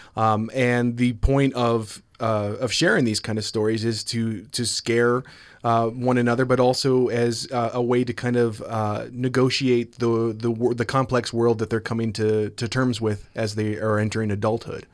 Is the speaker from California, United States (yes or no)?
no; Maryland, United States; now in Logan, United States; I'm originally from Maryland